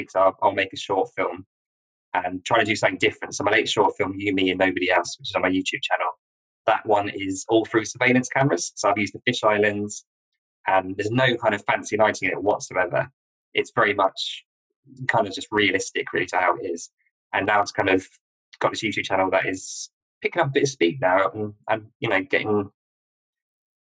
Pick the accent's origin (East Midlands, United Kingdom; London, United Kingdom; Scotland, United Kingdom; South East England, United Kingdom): South East England, United Kingdom; a village in Sussex, near Brighton; I'm from a village in Sussex, which is near Brighton on the south coast of England